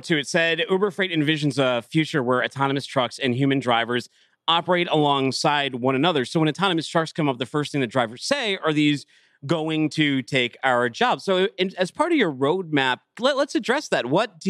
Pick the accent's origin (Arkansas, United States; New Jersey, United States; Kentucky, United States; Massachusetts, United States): Massachusetts, United States; Boston; So I'm from Boston. So that's like my second home.